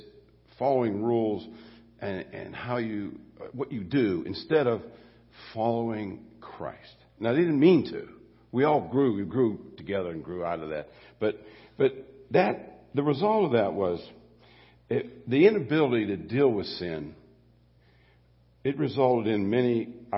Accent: Mon Valley, Pennsylvania, United States; I grew up in the Mon Valley

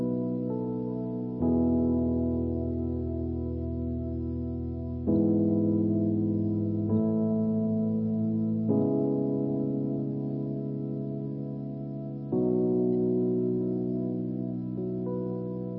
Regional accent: United States; moved away as an adult; also born or lived in Beaver Falls; now in Newcastle; I grew up here at Crossroads since I was like 7 years old when we moved from Beaver Falls down here

